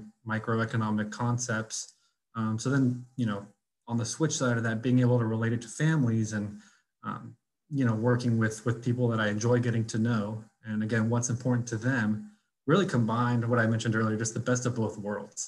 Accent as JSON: {"language": "English", "town": "The Woodlands", "region": "Texas", "country": "United States", "tie": "born or raised there", "also_born_or_lived": "Austin, Texas", "said": "I grew up personally in the Woodlands, born and raised."}